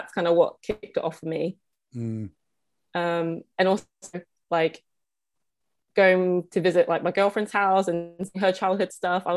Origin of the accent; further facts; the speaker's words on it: England, United Kingdom; moved away as an adult; now in Toronto, Canada; I was born and raised in England